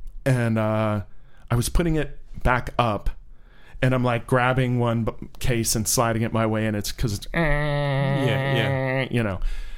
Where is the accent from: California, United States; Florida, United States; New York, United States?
Florida, United States; Orlando; moved away; I was from Orlando.